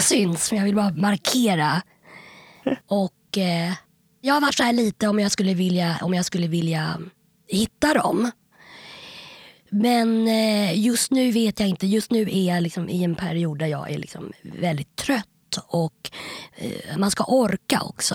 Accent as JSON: {"language": "Swedish", "town": "Stockholm", "region": "Stockholm County", "country": "Sweden", "tie": "born or raised there", "said": "jag är uppväxt på Kungsholmen"}